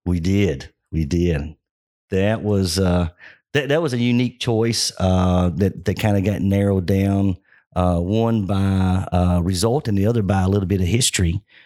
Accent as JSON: {"language": "English", "region": "Kentucky", "country": "United States", "tie": "born or raised there", "said": "growing up in Kentucky"}